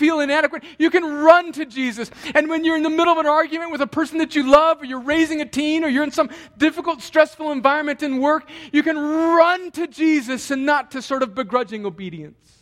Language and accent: English; El Centro, California, United States; moved away; I was home in my hometown of El Centro, California